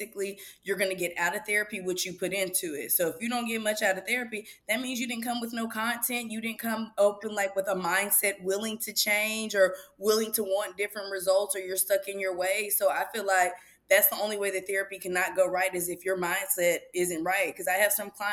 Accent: Houston, Texas, United States; also born or lived in Pittsburgh, Pennsylvania; I was born in Pittsburgh, Pennsylvania. Came here to Houston at a young age, so I feel like I'm still an H-Town hottie

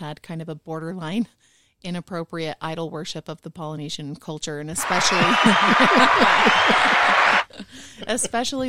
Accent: South Jordan, Utah, United States; I grew up in South Jordan, Utah, my grandpa's farm.

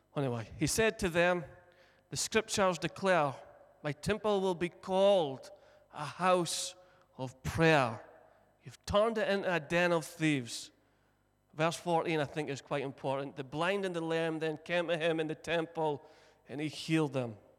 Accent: Broch, Scotland, United Kingdom; born and bred in the Brough, broughed up

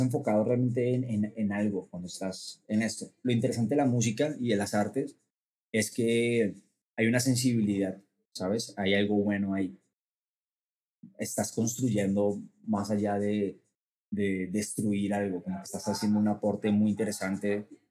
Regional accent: Bogotá, Colombia; moved away as an adult; now in Mexico; soy eh, cantante y compositor de Colombia, nací en Bogotá, y me vine a México hace cuatro años

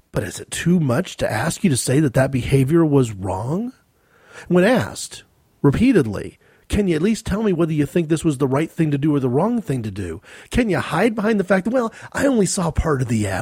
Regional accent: United States; I'm an American.

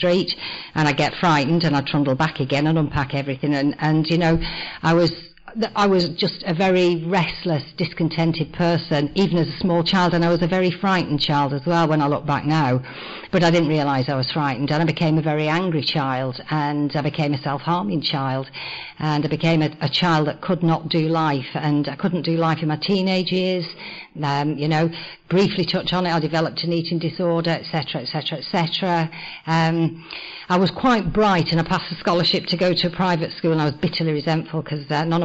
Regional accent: North West England, United Kingdom; I was born in the northwest of England in the 1950s in a coal mining cotton mill town

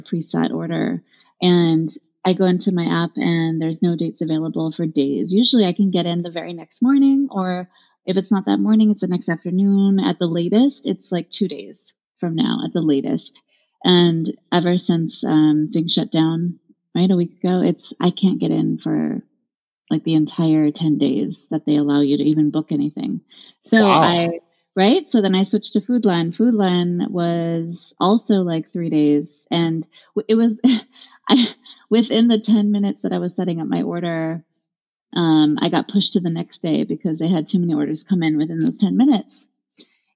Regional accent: Haiku, Hawaii, United States; moved away; I'm from Haiku

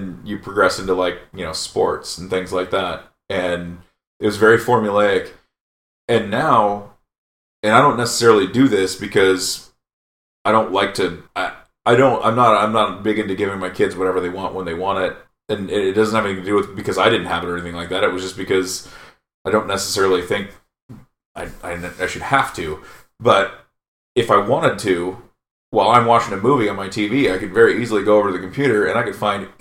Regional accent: England, United Kingdom; We're English

